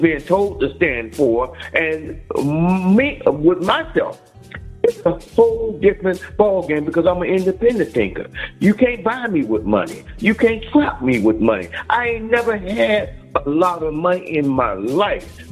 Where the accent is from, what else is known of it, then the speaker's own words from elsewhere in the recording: United States; I was born in the United States of America